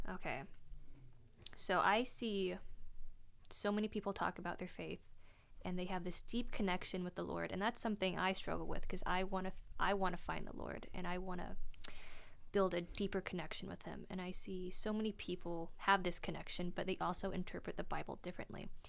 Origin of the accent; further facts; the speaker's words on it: North Carolina, United States; moved away as an adult; also born or lived in Germany; now in Oregon, United States; I was born in Germany, but grew up in North Carolina